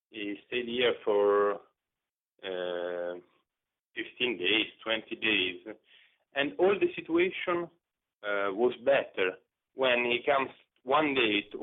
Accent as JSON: {"language": "English", "town": "Rome", "region": "Lazio", "country": "Italy", "tie": "born or raised there", "second_language": "English", "said": "I was born in Rome"}